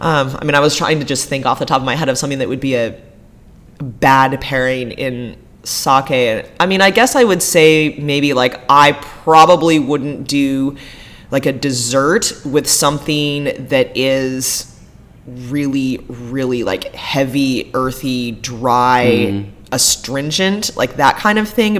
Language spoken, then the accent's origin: English; Corvallis, Oregon, United States; also born or lived in Hawaii; now in Portland, United States; I grew up in Corvallis, about an hour and a half